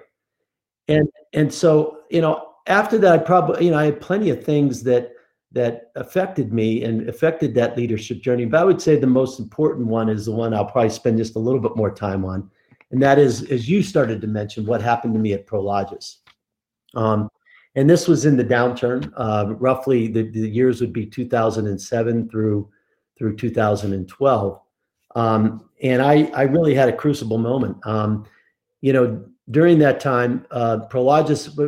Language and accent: English; Pittsburgh, Pennsylvania, United States; now in Colorado, United States; I grew up in Pittsburgh, Pennsylvania, which is how I ended up going to Penn State